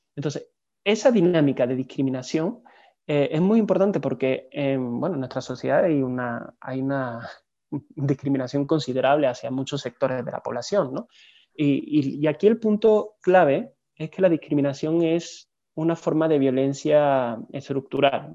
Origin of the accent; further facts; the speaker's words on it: Seville, Andalusia, Spain; moved away as an adult; also born or lived in Barcelona; now in Mexico; estudié una licenciatura en humanidades en, en Sevilla, que es mi ciudad natal está en el sur del país